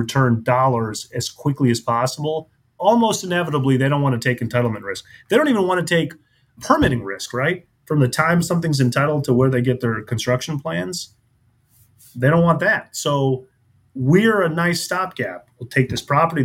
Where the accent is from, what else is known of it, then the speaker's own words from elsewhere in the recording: Indianapolis, Indiana, United States; also born or lived in Cincinnati, Ohio; now in Tampa, United States; I grew up in Indianapolis, which is a great city, but it's a Midwestern town. Moved to Cincinnati. And then from Cincinnati, moved to Tampa, Florida.